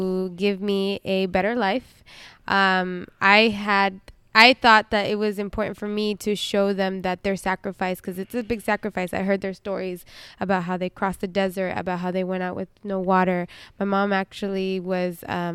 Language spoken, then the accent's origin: English; Roseville, California, United States; born there; I was born in Roseville.